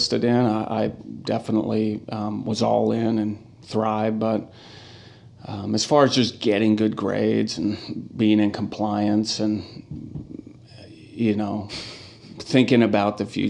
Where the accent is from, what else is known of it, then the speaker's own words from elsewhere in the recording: Walla Walla, Washington, United States; also born or lived in Spokane, Washington; now in Portland, United States; born and raised in Walla Walla, Washington. So lived there until I went to college in Spokane Community College in 95